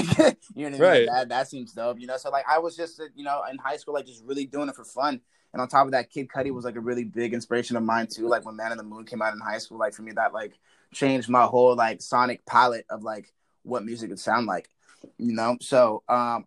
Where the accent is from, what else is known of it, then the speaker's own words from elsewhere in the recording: Central Coast of California, United States; I'm from the Central Coast of California.